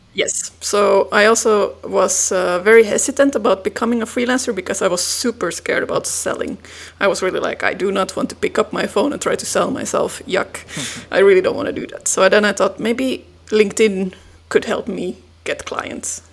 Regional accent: Finland; moved away as an adult; now in Belgium; I'm originally from Finland. I moved to Belgium about 13 years ago

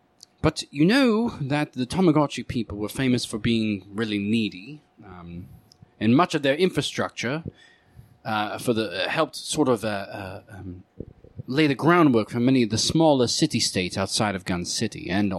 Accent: England, United Kingdom; I'm just English. We just all sound like

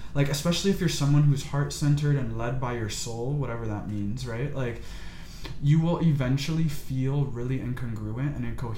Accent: United States; I was born in America

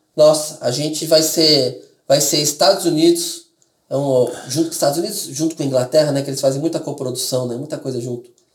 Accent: Brazil; eu sou descendente de, de, de estrangeiro, aí eu nasci no Brasil

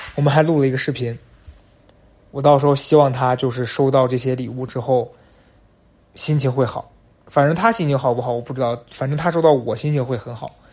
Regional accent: northwestern China, China; moved away as an adult; now in Beijing, China; 毕竟我是在西北长大

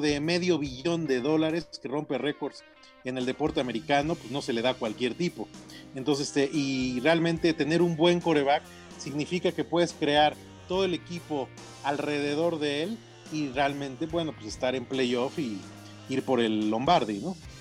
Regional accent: Sinaloa, Mexico; moved away; mi tierra Sinaloa

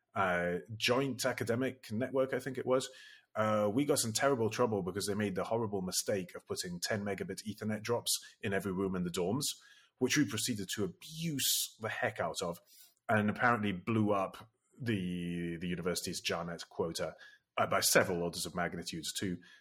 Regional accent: Italy; I grew up in Italy

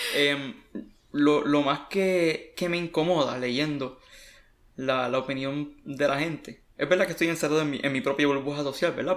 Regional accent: Puerto Rico; moved away; soy un puertorriqueño que está fuera de la isla

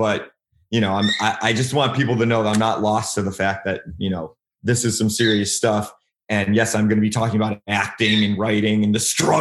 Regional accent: Cleveland, Ohio, United States; moved away; I'm from Cleveland originally.

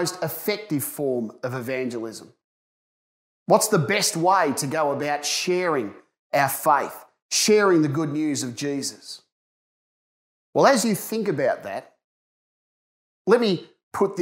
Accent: Ballarat, Victoria, Australia; As a young person growing up in Ballarat

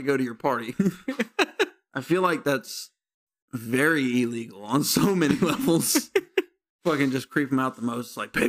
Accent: Bessemer, Alabama, United States; I'm from Bessemer.

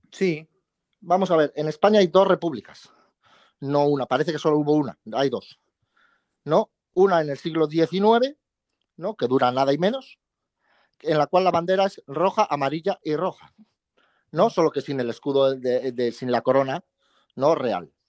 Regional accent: Chiapas, Mexico; moved away; Yo de Chiapas. De Chiapas. ¿Eres chiapaneco y mexicano o mexicano y chiapaneco? Yo soy mexicano y chiapaneco

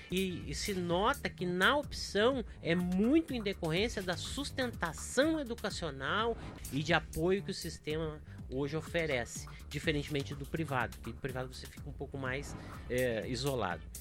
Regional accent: Rio Grande do Sul, Brazil; Eu sou gaúcho e colorado, tá?

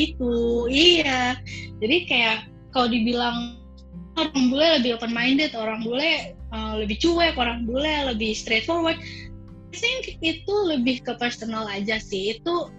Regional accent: Java, Indonesia; also born or lived in Semarang; now in Jakarta, Indonesia; gue sebagai orang Jawa

